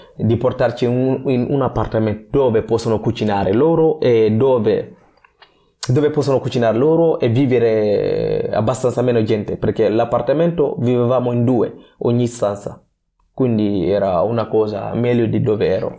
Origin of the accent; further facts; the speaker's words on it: Guinea; Italian is a second language; also born or lived in Gambia / Libya; now in Genoa, Italy; ho deciso di lasciare il mio paese con i miei genitori dove sono nato in Guinea Conakry, sono andato uh, dalla nonna uh, in Gambia